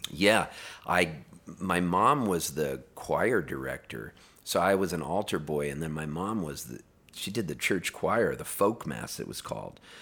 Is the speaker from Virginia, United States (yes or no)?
no; Pasadena, California, United States; also born or lived in Canada; we moved from Canada when I was a little kid to Southern California, and we were Dodger fans 'cause we lived in Pasadena